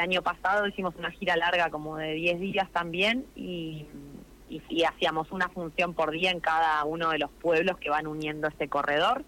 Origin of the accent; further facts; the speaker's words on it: Plottier, Neuquén, Argentina; Yo soy de Plotier